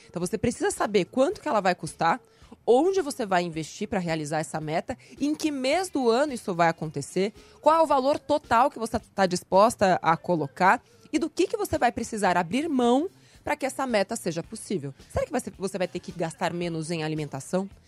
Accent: Recife, Pernambuco, Brazil; now in São Paulo, Brazil; eu vim de Recife para cá, para São Paulo, sem nenhuma reserva.

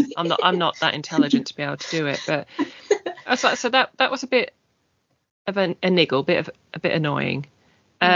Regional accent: English British, England, United Kingdom; being English British, slightly more reserved and quiet, and that's it's almost bred into us

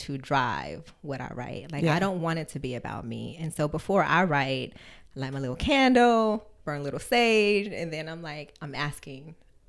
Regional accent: San Bernardino, California, United States; San Bernardino. It's so funny. I was raised Catholic.

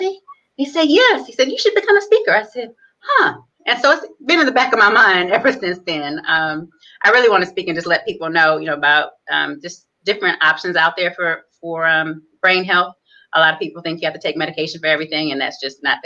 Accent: Detroit, Michigan, United States; moved away as an adult; also born or lived in New Orleans, Louisiana / Atlanta, Georgia; I am originally from Detroit, Michigan. I grew up in and was raised in Detroit

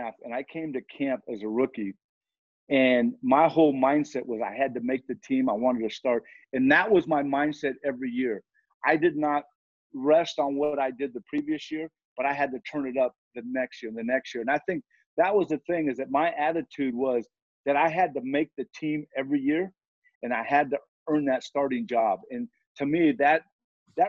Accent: Southern California, United States; now in Cincinnati, United States; I'm from Southern California

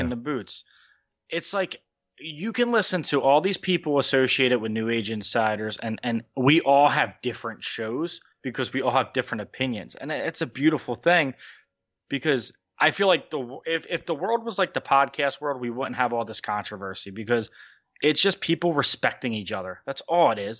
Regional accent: Wildwood, New Jersey, United States; I'm from a little town in New Jersey. It, it's, it ha, it's called Wildwood. Let's just say Wildwood, New Jersey

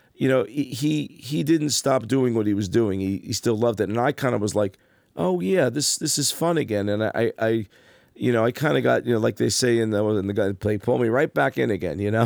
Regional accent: Passaic, New Jersey, United States; growing up in Passaic

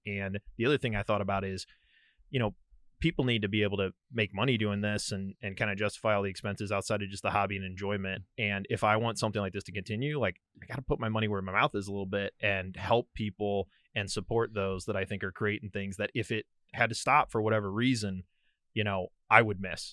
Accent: St. Louis, Missouri, United States; moved away as an adult; also born or lived in Denver / Texas; now in St. Louis, United States; I grew up in Saint Louis, Missouri, moved around a lot for work.

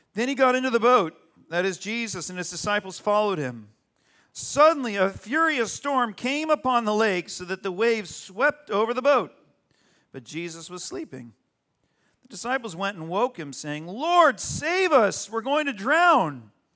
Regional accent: Arizona, United States; now in California, United States; When I grew up in Arizona, a little perfect suburb, nice suburb in Arizona

